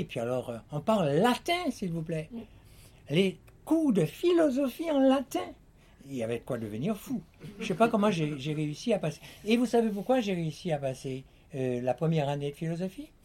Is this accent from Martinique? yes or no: yes; Martinique; j'étais enfant de Martinique, martiniquais